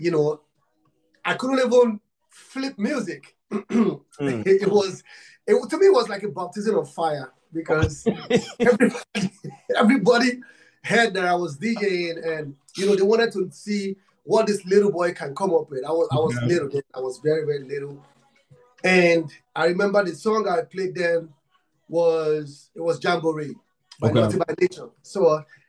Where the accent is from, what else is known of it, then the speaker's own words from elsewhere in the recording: Nigeria; I'm from Africa, Nigeria. I'm from Nigeria